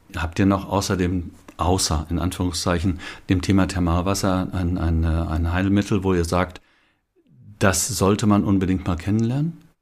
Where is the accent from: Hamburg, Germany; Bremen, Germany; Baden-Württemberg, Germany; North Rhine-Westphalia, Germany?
North Rhine-Westphalia, Germany; ich als Westfale